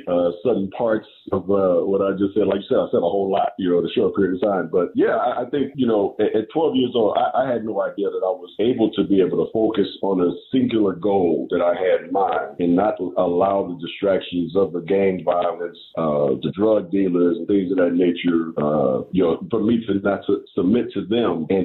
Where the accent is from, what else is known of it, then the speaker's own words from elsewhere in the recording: Inglewood, California, United States; also born or lived in Ogden, Utah / South Central Los Angeles; I'm very proud to be from Inglewood, California, because it molded me into the person that I am.